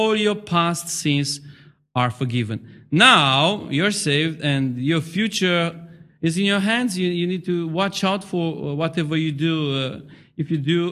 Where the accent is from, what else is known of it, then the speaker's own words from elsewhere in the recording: Romania; moved away; I come from Romania